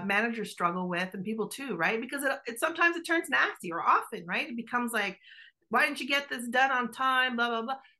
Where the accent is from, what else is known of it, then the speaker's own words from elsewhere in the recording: Canada; accent: Italian Canadian; my Italian Canadian accent